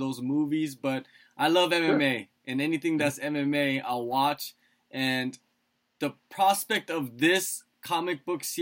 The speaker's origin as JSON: {"language": "English", "country": "United States", "tie": "born or raised there", "said": "I grew up in the States."}